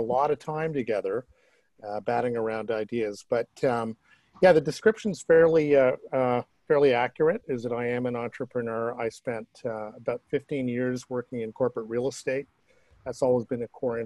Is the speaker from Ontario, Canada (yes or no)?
yes; Toronto, Ontario, Canada; growing up in Toronto